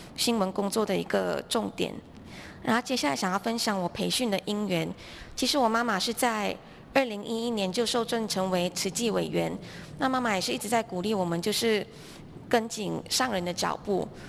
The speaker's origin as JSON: {"language": "Chinese", "town": "George Town", "region": "Penang", "country": "Malaysia", "also_born_or_lived": "Hualien, Taiwan", "moved": "as an adult", "lives_now": "Taiwan", "said": "我是来自槟城，马来西亚。那我的家庭是一家五口，我有一个姐姐，然后有一个弟弟"}